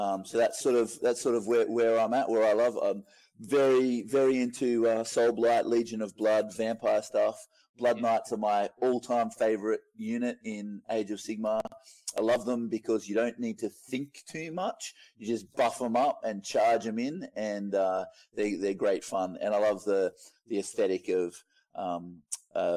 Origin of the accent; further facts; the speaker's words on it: Moree, New South Wales, Australia; I am from Moree in northwest New South Wales, small little country town.